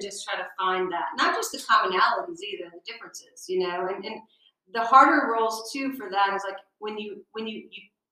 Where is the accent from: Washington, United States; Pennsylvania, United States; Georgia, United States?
Georgia, United States; I was born and raised in Georgia